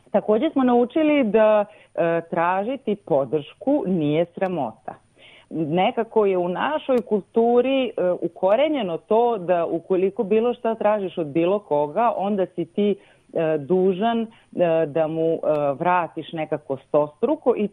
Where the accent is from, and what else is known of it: Serbia